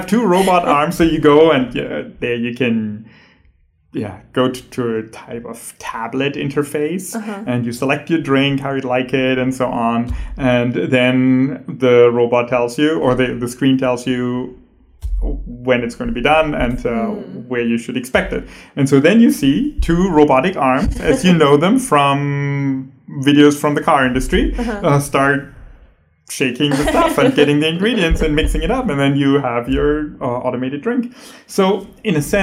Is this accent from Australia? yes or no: no; Germany; moved away as an adult; also born or lived in San Diego, United States / Chicago, United States; now in Inland Empire, United States; from Germany, where I'm originally from.